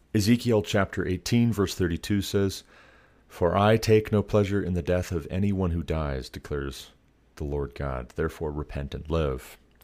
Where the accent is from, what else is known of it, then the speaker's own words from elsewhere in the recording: Montana, United States; moved away as an adult; also born or lived in Ohio; By the time we moved away from Ohio back to my home state of Montana